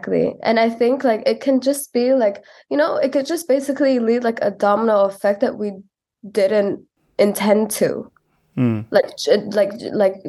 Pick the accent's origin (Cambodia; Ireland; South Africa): Cambodia; Kampong Cham; moved away; also born or lived in Phnom Penh; I'm from Kapong Cham. I've lived in Phnom Penh most of my life. But mostly ground in Kapong Cham.